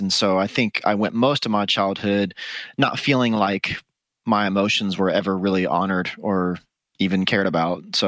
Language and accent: English; Dallas, Texas, United States; now in Austin, United States; I am from the Dallas area originally, is where I was born and raised